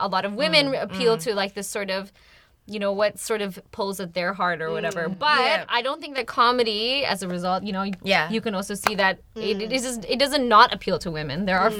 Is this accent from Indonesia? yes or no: yes; Indonesia; moved away; I grew up in Indonesia, so I decided to go back to Indonesia.